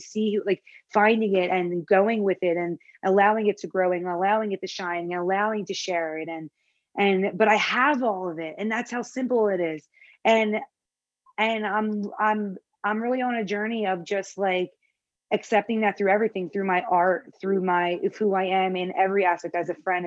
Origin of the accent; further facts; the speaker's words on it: Philadelphia, Pennsylvania, United States; accent: Philly; now in Los Angeles, United States; I had that Philly accent. I talk with my accent